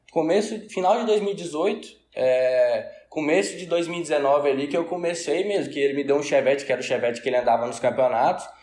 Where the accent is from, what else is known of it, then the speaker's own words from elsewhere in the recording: Tocantins, Brazil; nasci aqui no Tocantins.